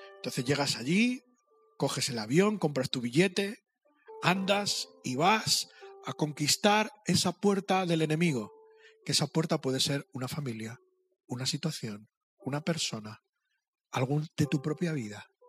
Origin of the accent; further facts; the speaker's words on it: Madrid, Community of Madrid, Spain; Yo soy de Madrid. Yo tengo el otro problema, que me creo muy listo, porque soy de Madrid